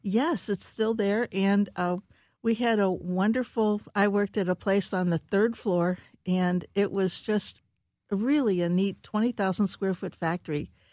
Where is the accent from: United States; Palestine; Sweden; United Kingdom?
United States; Cincinnati, Ohio; moved away as an adult; now in St. Louis, United States; I grew up in Cincinnati, uh, Ohio